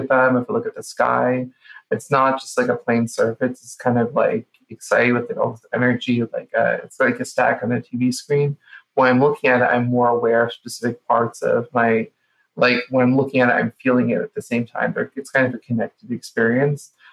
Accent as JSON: {"language": "English", "town": "Boca Raton", "region": "Florida", "country": "United States", "tie": "born or raised there", "said": "I grew up in Boca Raton"}